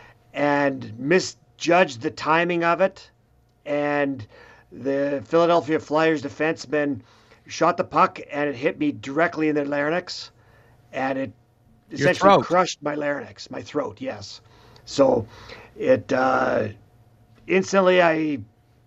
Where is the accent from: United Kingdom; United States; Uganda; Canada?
Canada; Swift Current, Saskatchewan; I'm from Swift Current